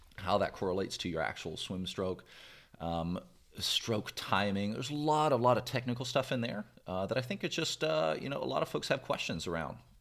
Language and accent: English; Brampton, Ontario, Canada; now in Louisville, United States; I grew up in the Toronto area, Canada, and, in a city n, called Brampton, Brampton, Ontario, which is basically a suburb of Toronto